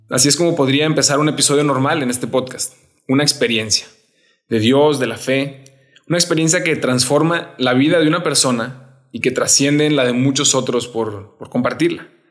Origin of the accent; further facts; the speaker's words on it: Monterrey, Nuevo León, Mexico; soy de Monterrey. Estuve ahí prácticamente toda mi vida, desde niño en un colegio en el que crecí muchísimo